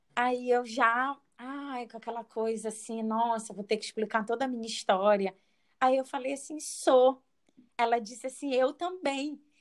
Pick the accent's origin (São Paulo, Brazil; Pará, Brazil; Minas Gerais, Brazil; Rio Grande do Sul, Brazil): Pará, Brazil; moved away; Sou uma paraense morando no sul do Brasil